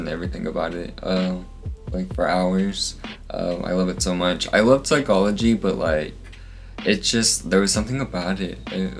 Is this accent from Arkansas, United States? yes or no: no; Houston, Texas, United States; Oh, I'm from Houston. Clear Lake specifically. I went to Deer Park High School.